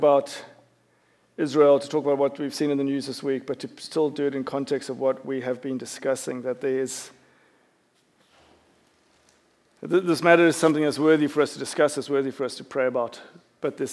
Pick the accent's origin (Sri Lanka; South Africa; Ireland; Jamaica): South Africa; also born or lived in United Kingdom; now in United States; growing up in South Africa